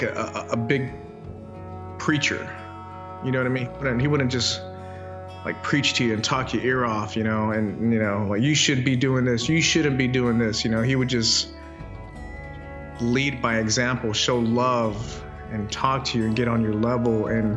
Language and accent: English; Chandler, Arizona, United States; born or raised there